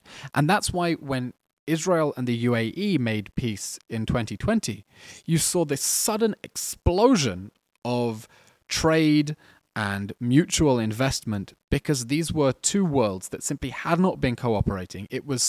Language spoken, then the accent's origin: English; England, United Kingdom; I'm an Englishman as well.